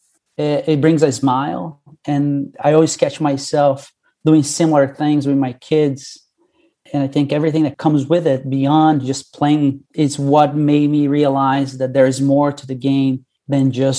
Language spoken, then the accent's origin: English; Brazil; moved away as an adult; now in United States; I grew up in Brazil